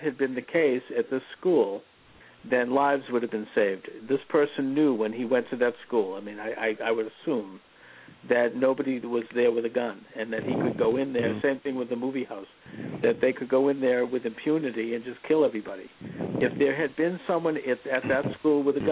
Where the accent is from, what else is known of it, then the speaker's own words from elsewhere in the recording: Quincy, Massachusetts, United States; growing up in Quincy in the 1960s and 70s